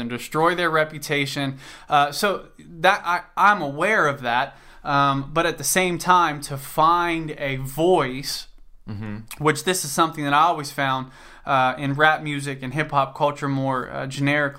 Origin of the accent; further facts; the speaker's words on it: Cincinnati, Ohio, United States; I'm from Cincinnati, Ohio